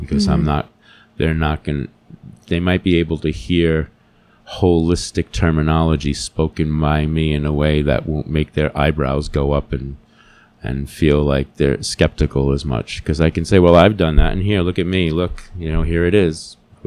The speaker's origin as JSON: {"language": "English", "region": "New Jersey", "country": "United States", "tie": "born or raised there", "said": "I grew up in New Jersey in the city"}